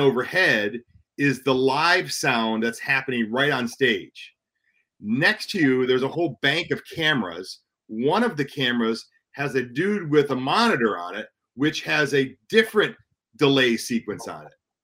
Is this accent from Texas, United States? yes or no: yes; Houston, Texas, United States; moved away; I'm from Houston